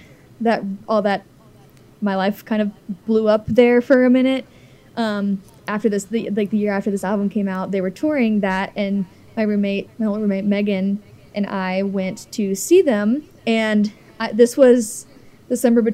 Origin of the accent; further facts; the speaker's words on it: Cincinnati, Ohio, United States; I'm kind of from Cincinnati. I'm basically from Cincinnati